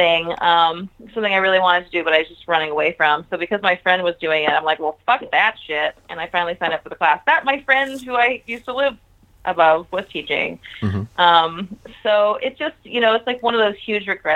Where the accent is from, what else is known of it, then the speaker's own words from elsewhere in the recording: Houston, Texas, United States; also born or lived in Dallas / Orlando / New York / Boston; now in Austin, United States; I lived in Houston until I was 17